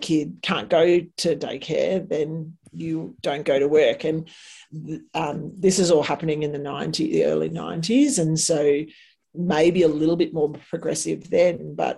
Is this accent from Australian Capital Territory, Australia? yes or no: yes; Canberra, Australian Capital Territory, Australia; moved away as an adult; also born or lived in Cooma / Darwin / Texas / North Carolina; I said Canberra